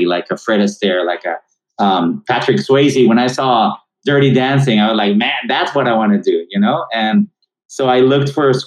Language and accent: English; Monterrey, Nuevo León, Mexico; moved away as an adult; now in United States; my hometown of Monterrey, Mexico